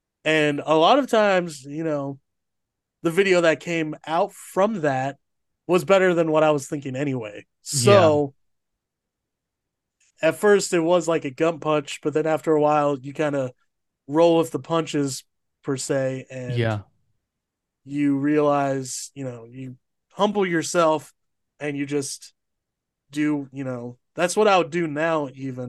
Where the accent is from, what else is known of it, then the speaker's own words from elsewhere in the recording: Iowa, United States; play with a community worship team at the Iowa or at Clay County Fair, which is the fair